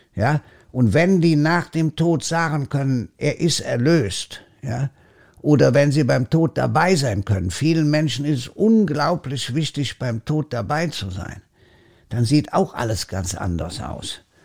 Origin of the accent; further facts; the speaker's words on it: Germany; bei uns in Deutschland